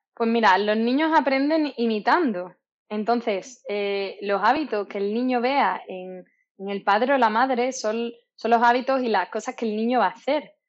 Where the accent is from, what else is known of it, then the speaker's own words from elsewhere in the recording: Málaga, Andalusia, Spain; soy malagueña